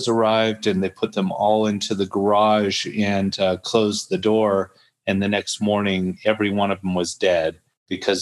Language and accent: English; Huntington Beach, California, United States; I'm growing up in Huntington Beach